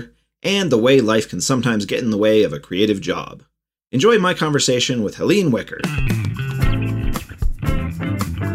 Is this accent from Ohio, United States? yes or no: yes; Cleveland, Ohio, United States; I'm from Cleveland.